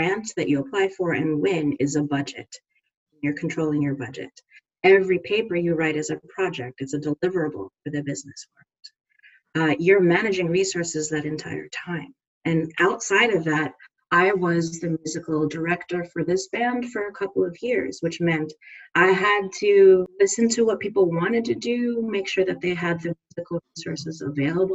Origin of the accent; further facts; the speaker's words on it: New York, United States; moved away as an adult; also born or lived in Montreal, Canada; I am originally from New York and I'm back in New York now